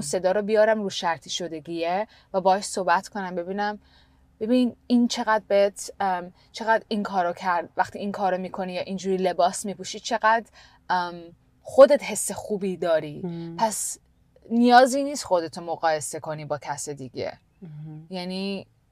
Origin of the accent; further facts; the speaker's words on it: Canada; moved away; also born or lived in India; من تو کانادا بزرگ شدم